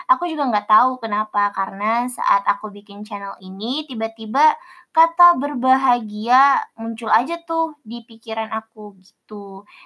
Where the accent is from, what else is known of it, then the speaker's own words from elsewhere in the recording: Kalimantan, Indonesia; born there; now in Java, Indonesia; Jadi aku ini berdarah Sulawesi yang lahir di Kalimantan, terus sekarang berdomisili di tanah Jawa.